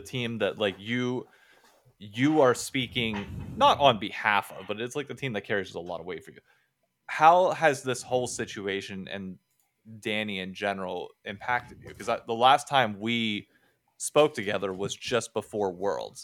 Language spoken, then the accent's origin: English; Hershey, Pennsylvania, United States; I was born in Hershey, Pennsylvania